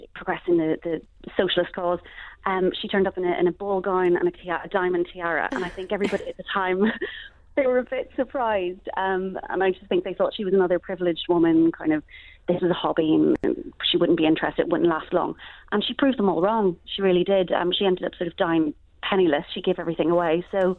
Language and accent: English; Northern Ireland, United Kingdom; moved away as an adult; also born or lived in Dublin, Ireland; I grew up in Northern Ireland and went to university in Dublin.